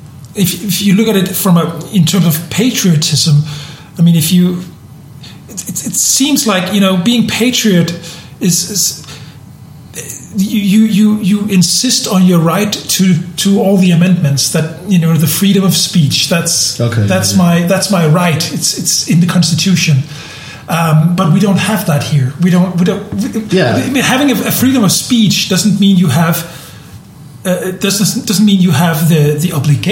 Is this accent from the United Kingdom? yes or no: no; Denmark; also born or lived in southern Germany; now in Germany; I'm born and raised in Denmark, so I'm a Protestant